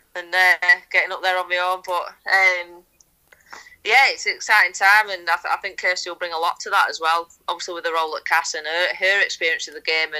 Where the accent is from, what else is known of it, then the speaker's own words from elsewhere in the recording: England, United Kingdom; being proudly English and wearing that England shirt for so many years